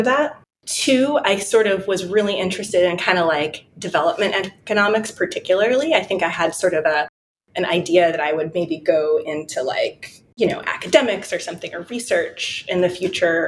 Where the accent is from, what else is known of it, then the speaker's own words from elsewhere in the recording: Detroit, Michigan, United States; I was born in Detroit, Michigan